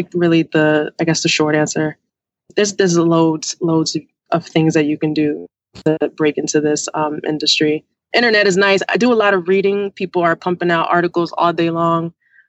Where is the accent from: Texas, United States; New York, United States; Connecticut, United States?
New York, United States; now in Washington, United States; Like I said, I live in D.C. I am from New York. I go there quite often.